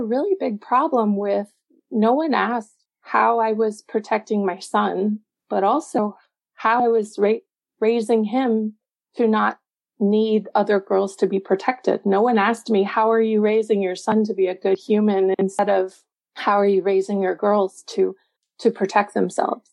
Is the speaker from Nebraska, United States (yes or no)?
no; Texas, United States; now in Chicago area, United States; I grew up in Texas